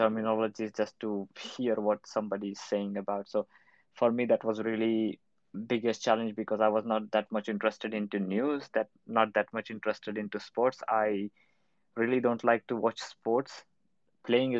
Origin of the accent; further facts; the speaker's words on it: India; now in Berlin, Germany; I'm from India, currently working in Berlin.